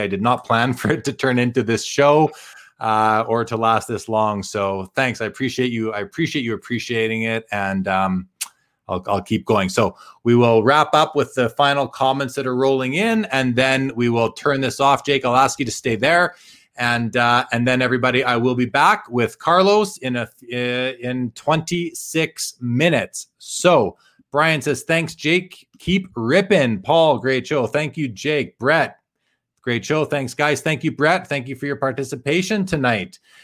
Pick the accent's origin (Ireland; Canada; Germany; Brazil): Canada; being Canadian